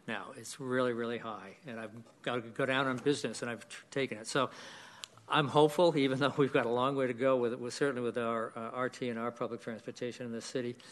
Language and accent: English; Boston, Massachusetts, United States; moved away as an adult; also born or lived in New York City / Los Angeles; now in Sacramento, United States; I'm originally from Boston.